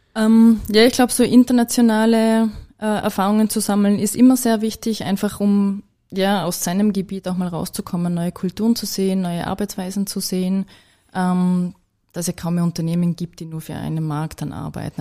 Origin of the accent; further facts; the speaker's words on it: Vorarlberg, Austria; als Vorarlbergerin